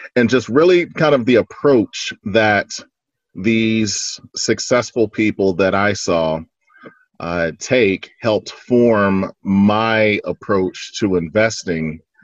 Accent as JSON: {"language": "English", "town": "Fort Worth", "region": "Texas", "country": "United States", "tie": "born or raised there", "lives_now": "Dallas, United States", "said": "I was born and raised in Fort Worth, Texas."}